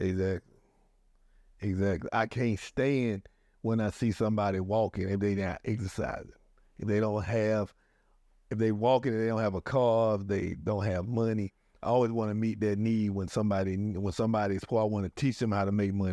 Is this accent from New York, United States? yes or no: no; Atlanta, Georgia, United States; now in Newport News, United States; I'm from Atlanta